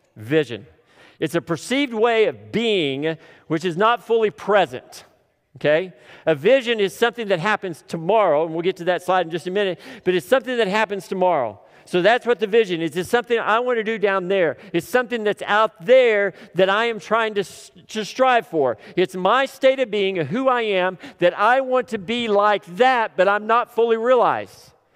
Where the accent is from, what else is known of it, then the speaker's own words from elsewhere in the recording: Tipton, Oklahoma, United States; I grew up in Tipton